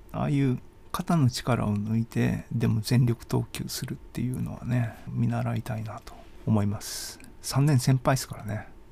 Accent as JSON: {"language": "Japanese", "region": "Hiroshima", "country": "Japan", "tie": "born or raised there", "also_born_or_lived": "Sendai / Kyoto / United States / Netherlands", "moved": "as an adult", "lives_now": "Kanazawa, Japan", "said": "広島に約20年いて仙台に8年住んで京都は3年かで、外国抜けての日本帰ってきて、気がついたら金沢に今住んでますけども、13年経ったっていうか、広島生まれの土地の次ですよね"}